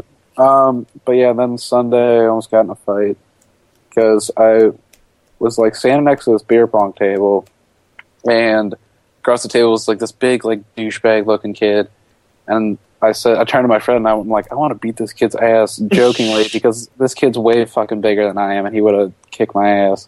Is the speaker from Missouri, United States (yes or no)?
yes; St. Louis, Missouri, United States; We're from St. Louis